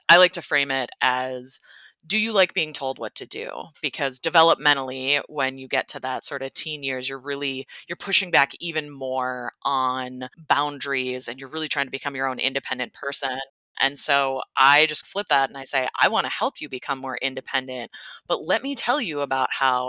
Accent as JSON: {"language": "English", "town": "Minneapolis", "region": "Minnesota", "country": "United States", "tie": "born or raised there", "said": "I was actually born and raised, at least till the age of 6, in Minneapolis. So grew up in the city in a young age. And then my parents decided that they wanted to move us out to the southwestern suburbs of Minnesota."}